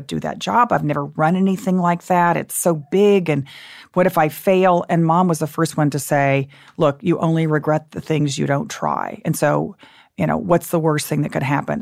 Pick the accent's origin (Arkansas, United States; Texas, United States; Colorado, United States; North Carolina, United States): Texas, United States; Dallas; also born or lived in Austin, Texas; I grew up in Dallas, and my parents at that, in that era were against everything